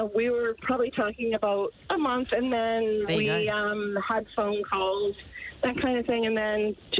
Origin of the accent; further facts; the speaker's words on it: Canada; I'm from Canada.